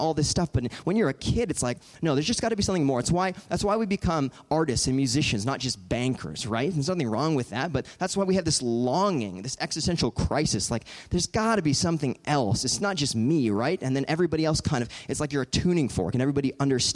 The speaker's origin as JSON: {"language": "English", "area": "Orange County", "region": "California", "country": "United States", "said": "I'm from Orange County"}